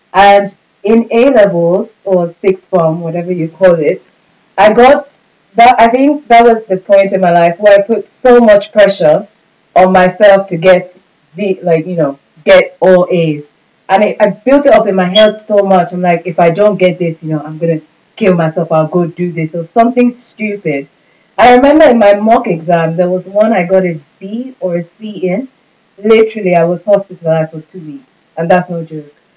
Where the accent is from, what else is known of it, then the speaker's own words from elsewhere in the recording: Nigeria; I'm Nigerian. So especially with Nigerians, Nigerians we live for other people